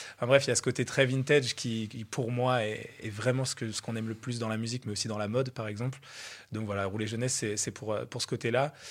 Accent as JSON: {"language": "French", "town": "Troyes", "region": "Grand Est", "country": "France", "tie": "born or raised there", "moved": "as an adult", "lives_now": "Aix-en-Provence, France", "said": "À la base, j'habitais à Troyes, en province. Euh, et, je suis parti de ma ville natale"}